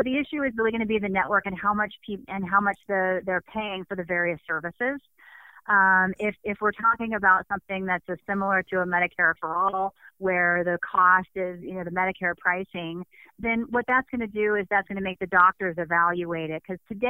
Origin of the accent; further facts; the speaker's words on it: Phoenix, Arizona, United States; I'm from Phoenix, Arizona.